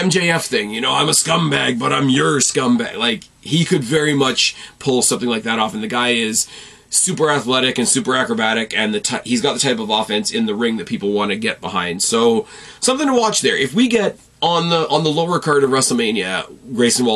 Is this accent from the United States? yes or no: no; Canada; I'm not Australian, and I've only left Canada a handful of times that I can count on one hand